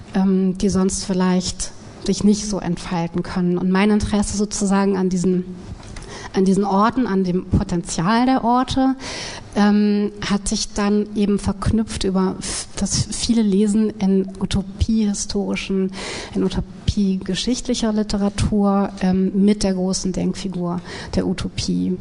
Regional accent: Wiesbaden, Hesse, Germany; in Wiesbaden, wo ich aufgewachsen bin

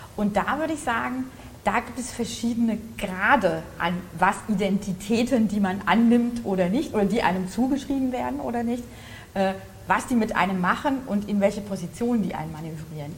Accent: Hesse, Germany; ich komme aus Hessen

